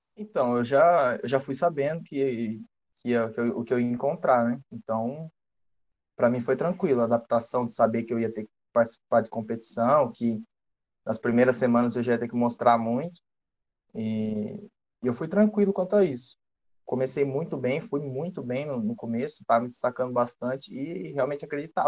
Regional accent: Iracemápolis, São Paulo, Brazil; moved away as an adult; also born or lived in Limeira, Brazil; now in Arizona, United States; eu sou de Iracemápolis, né? Sou natural de Iracemápolis, uma cidade do interior de, de São Paulo

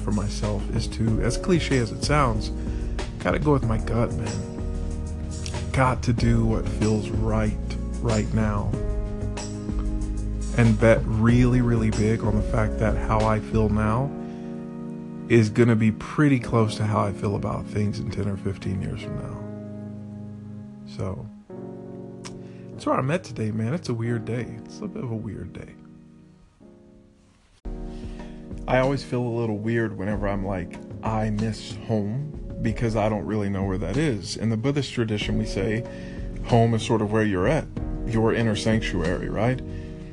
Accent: Texas, United States; moved away as an adult; also born or lived in Longview, Texas / Houston, Texas; now in Vietnam; when you're born and raised in Texas for 18 years of your life, or 21 years rather

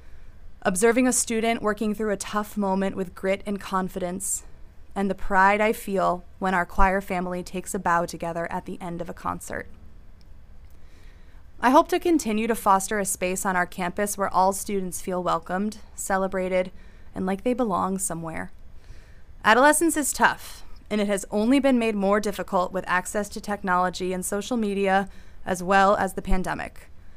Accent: Northern Connecticut, United States; moved away as an adult; also born or lived in West Coast; now in Natick, United States; I came to Natick after teaching on the West Coast at an independent girls' school, although I'm originally from Northern Connecticut. I grew up in a very musical family in a town that's a lot like Natick.

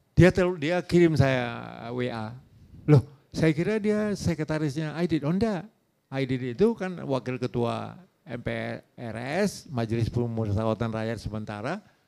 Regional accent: Tanjung Balai, North Sumatra, Indonesia; moved away; saya dari kota kecil itu, kota kabupaten, 150 kilo dari uh, Medan, Tanjung Balai

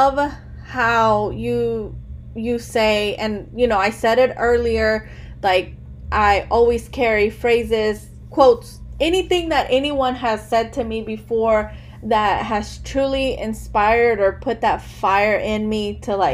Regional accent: Chicago, Illinois, United States; I was born here in America. I was born in Chicago.

